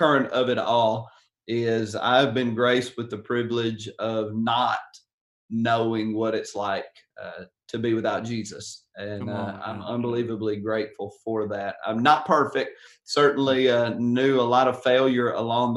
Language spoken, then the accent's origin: English; Covington, Tennessee, United States; I grew up in West Tennessee, rural cotton field town of Covington